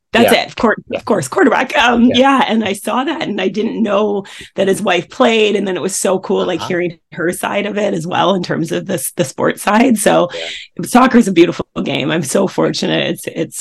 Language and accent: English; Coquitlam, British Columbia, Canada; I grew up in Coquitlam, British Columbia, Canada, which is a suburb of Vancouver